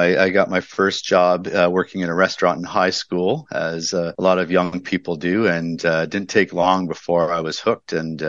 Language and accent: English; London, United Kingdom; I was raised in London and worked at a family style restaurant for a while.